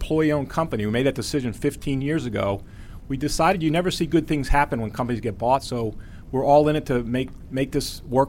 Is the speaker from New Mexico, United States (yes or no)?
no; Huntington, New York, United States; I'm from Huntington, New York, Long Island.